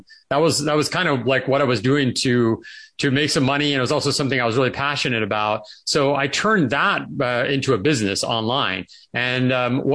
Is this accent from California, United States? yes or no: yes; California, United States; moved away; I grew up in California and I always loved it there